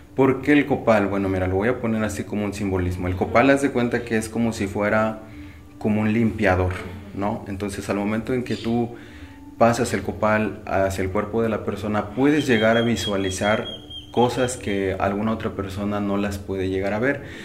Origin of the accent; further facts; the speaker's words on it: Xoxocotla, Morelos, Mexico; Soy de aquí de Sosopotla.